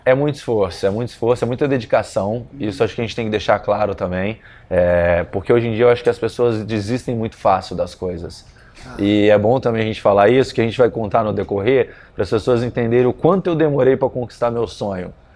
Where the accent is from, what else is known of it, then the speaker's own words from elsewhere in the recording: Volta Redonda, Rio de Janeiro, Brazil; Na minha cidade, no interior de Volta Redonda